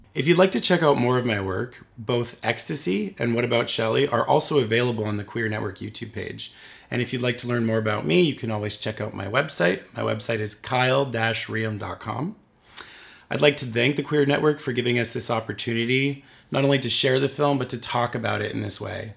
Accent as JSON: {"language": "English", "town": "Windsor", "region": "Ontario", "country": "Canada", "tie": "born or raised there", "said": "my hometown of Windsor, Ontario, Canada"}